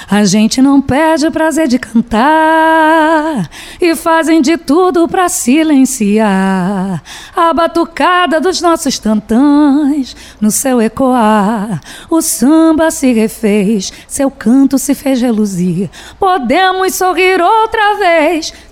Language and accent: Portuguese; Belford Roxo, Rio de Janeiro, Brazil; Sou de Belfor Roxo, Baixada Fluminense. Comecei a cantar aos três anos